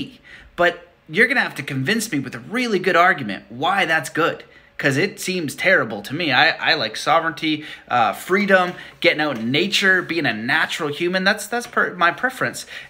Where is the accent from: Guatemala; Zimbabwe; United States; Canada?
Canada; I'm Canadian